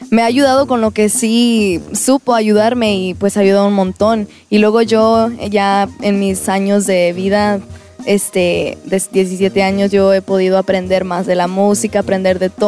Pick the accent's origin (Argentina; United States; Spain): United States; Houston, Texas; born there; Yo nací en Houston, Texas